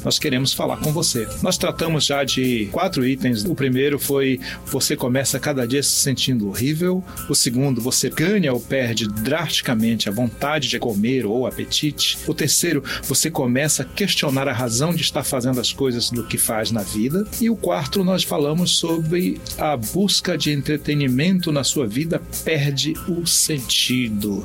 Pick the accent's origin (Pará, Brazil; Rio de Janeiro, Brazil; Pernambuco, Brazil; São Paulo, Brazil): Pará, Brazil; Dormi em rede quando era criança no Pará